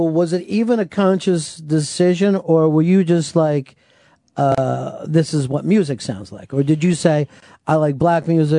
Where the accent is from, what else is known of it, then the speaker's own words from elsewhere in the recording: Delaware County, Pennsylvania, United States; I'm from Delaware County